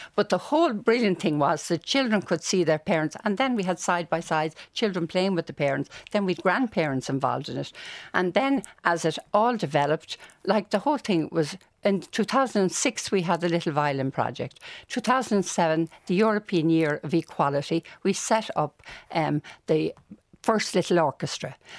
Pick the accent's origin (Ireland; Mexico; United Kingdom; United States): Ireland; Dublin, Leinster; I grew up in Walkinstown.